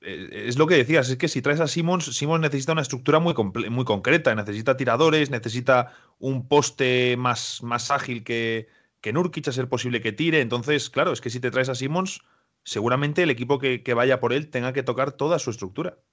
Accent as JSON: {"language": "Spanish", "country": "Spain", "said": "En España no tenemos una expresión como cangrejear, decimos directamente ser listos"}